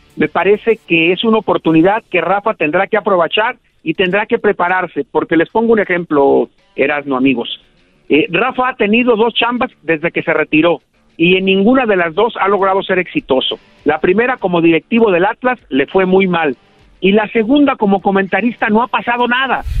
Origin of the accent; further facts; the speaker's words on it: Moyahua, Zacatecas, Mexico; now in Guadalajara, Mexico; Yo nací muy cerca de Guadalajara, en un ranchito de menos de mil habitantes que se llama Santa Rosa, pero que es municipio de Moyagua, Zacatecas.